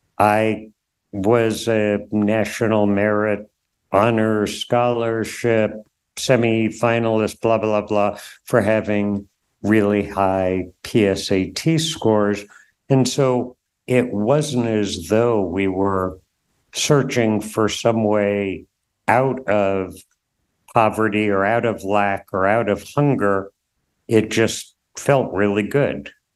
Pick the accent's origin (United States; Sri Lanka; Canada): United States; Durham, New Hampshire; so I grew up in Durham, college town, a buddy and I went door to door in Williamson Hall, a residential dorm